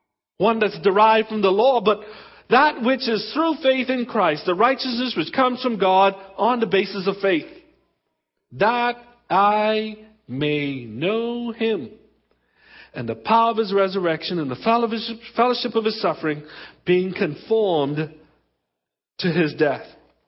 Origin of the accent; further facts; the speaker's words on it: Exuma, Bahamas; also born or lived in Abaco; I was born in Baintown. I was born in the Abacos. I was raised in the Exumas.